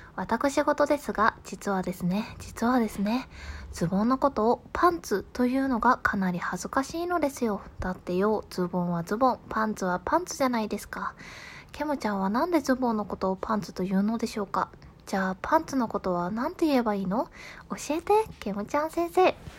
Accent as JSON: {"language": "Japanese", "region": "Kansai", "country": "Japan", "accent": "Kansai-ben", "said": "多分これ関西弁やからかな"}